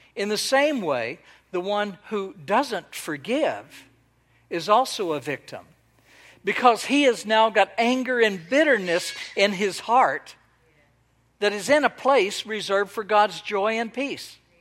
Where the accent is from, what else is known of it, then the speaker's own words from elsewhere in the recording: Texas, United States; now in Israel; I was born and raised in Texas